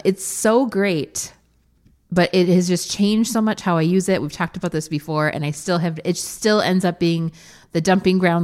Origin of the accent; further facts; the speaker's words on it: Wisconsin, United States; we're from Wisconsin